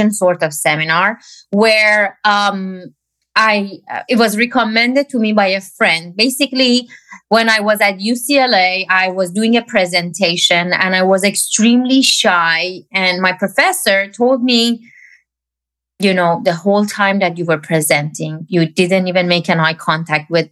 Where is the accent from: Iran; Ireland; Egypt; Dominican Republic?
Iran; moved away; I grew up in Iran.